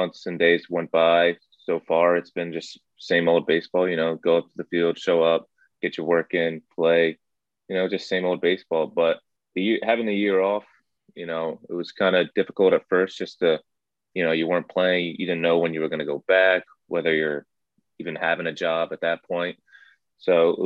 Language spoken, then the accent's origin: English; New Jersey, United States; I'm from New Jersey